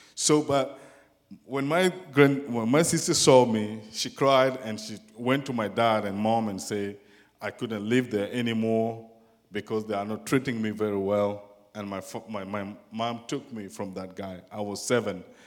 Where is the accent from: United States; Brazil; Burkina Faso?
Burkina Faso; English is a second language; moved away; I came from West Africa, and in a country called Burkina Faso.